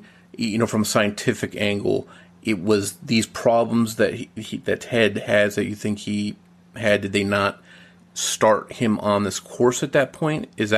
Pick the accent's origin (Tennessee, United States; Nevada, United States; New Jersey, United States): New Jersey, United States; I'm from South Jersey